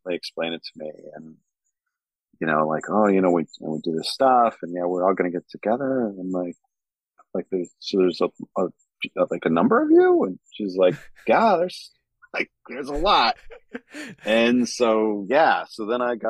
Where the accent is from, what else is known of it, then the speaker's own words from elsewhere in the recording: New Mexico, United States; Growing up in New Mexico